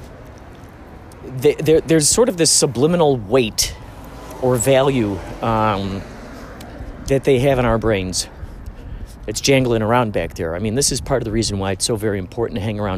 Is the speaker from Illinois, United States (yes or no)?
yes; Chicago, Illinois, United States; now in California, United States; I'm from the Chicagoland area